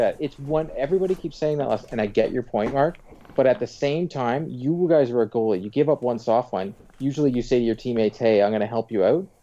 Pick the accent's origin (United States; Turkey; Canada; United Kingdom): Canada; Pickering, Ontario; where I grew up in Pickering was terrible